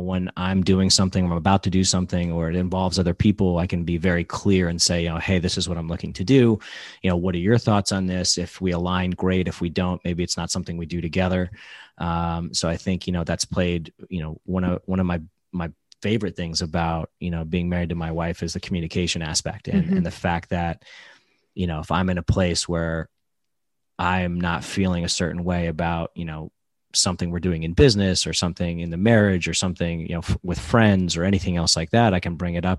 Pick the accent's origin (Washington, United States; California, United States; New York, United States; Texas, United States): New York, United States; now in South Florida, United States; So I'm originally from New York, came down here to South Florida for an opportunity